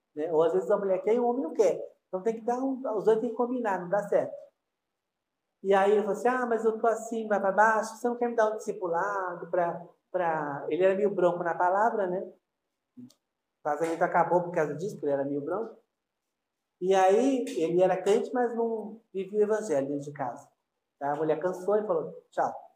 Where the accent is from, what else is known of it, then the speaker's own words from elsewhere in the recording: Brazil; eu sou brasileiro